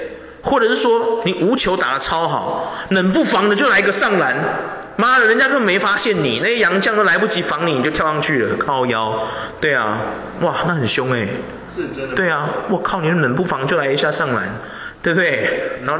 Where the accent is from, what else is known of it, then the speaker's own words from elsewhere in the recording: Taiwan; 我觉得怎么样？我们台湾人是没有那个体能，是不是？